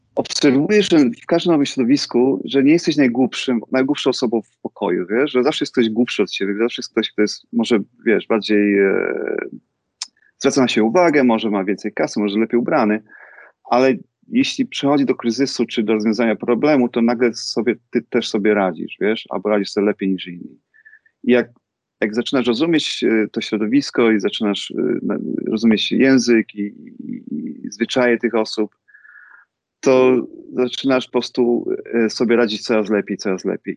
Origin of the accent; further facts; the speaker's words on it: Rzeszów, Subcarpathian Voivodeship, Poland; moved away as an adult; also born or lived in Warsaw / London; now in United States; ja jestem z Rzeszowa, jestem, jestem Polakiem z Rzeszowa